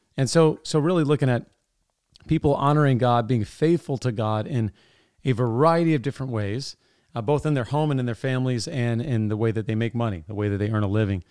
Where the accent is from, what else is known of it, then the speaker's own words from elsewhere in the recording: Sterling, Virginia, United States; moved away; I grew up in Sterling